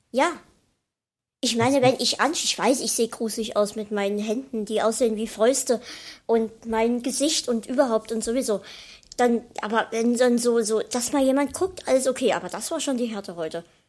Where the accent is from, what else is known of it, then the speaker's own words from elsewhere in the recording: Dresden, Saxony, Germany; wir halt hier in Dresden